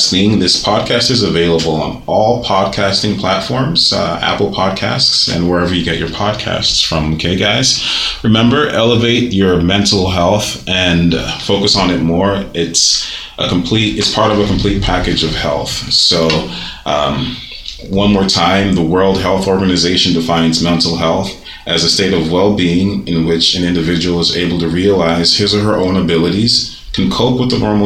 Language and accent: English; Lagos, Nigeria; moved away as an adult; now in United States; growing up in Nigeria, especially in Lagos